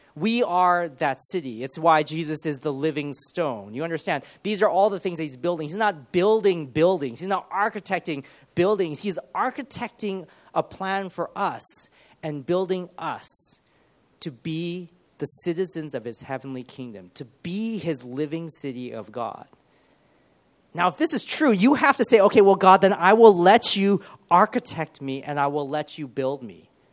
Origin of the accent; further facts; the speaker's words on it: Los Angeles, California, United States; moved away as an adult; also born or lived in Ohio / Loughborough / Sheffield / Cardiff; now in Birmingham, United Kingdom; when I was probably about five or six, my parents moved to Los Angeles, and we moved into the city called Monterey Park